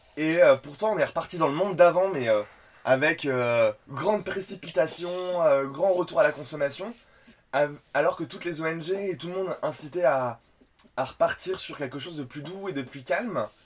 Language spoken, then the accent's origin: French; Nîmes region, Occitania, France; now in Paris, France; je viens de la région de Nîmes